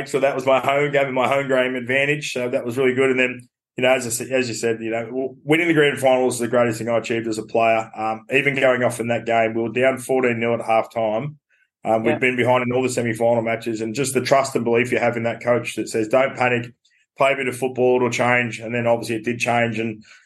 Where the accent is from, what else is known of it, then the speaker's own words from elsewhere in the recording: Newcastle, New South Wales, Australia; when I grew up in Newcastle, it was a rugby league heartland